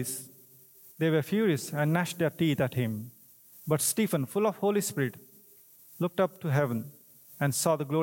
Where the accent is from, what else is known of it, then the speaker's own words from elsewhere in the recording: India; English is a second language; moved away; I'm from India